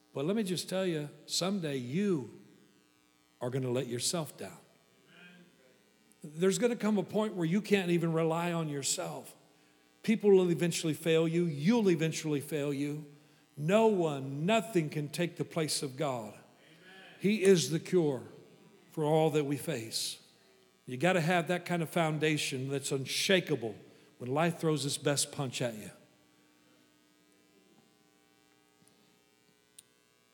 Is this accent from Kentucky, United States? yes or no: no; Kansas, United States; I'm from Kansas.